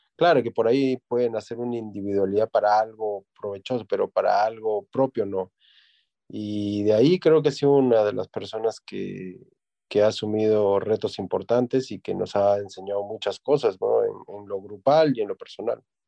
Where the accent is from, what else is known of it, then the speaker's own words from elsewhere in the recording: Tacna, Peru; moved away as an adult; also born or lived in Ica; now in Trujillo, Peru; nací en Ica, pero al año me fui a vivir a Tacna porque mi padre es de Tacna. Y bueno, hice toda mi, mi carrera futbolística desde mis inicios en Tacna